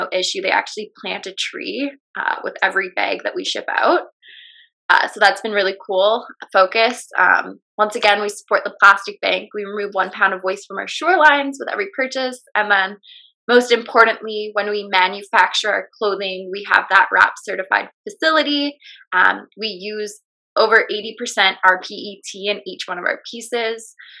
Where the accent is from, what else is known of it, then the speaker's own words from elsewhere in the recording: British Columbia, Canada; just growing up on Vancouver Island, we're kind of like deemed as a bunch of hippies.